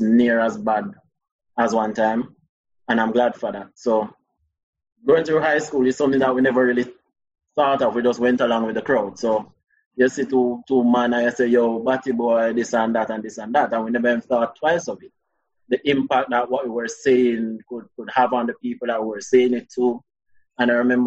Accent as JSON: {"language": "English", "town": "Spanish Town", "region": "Saint Catherine", "country": "Jamaica", "tie": "born or raised there", "said": "I'm from Spanish Town. I went to San Diego High School."}